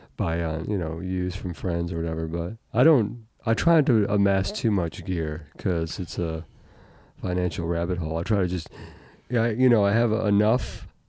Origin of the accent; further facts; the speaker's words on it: Euclid, Ohio, United States; moved away as an adult; also born or lived in New York; I live near Shaker now, but I grew up in Euclid